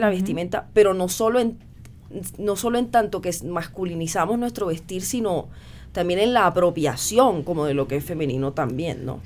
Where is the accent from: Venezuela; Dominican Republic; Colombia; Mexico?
Colombia; Cartagena, Bolívar; donde crecí, en Cartagena de Indias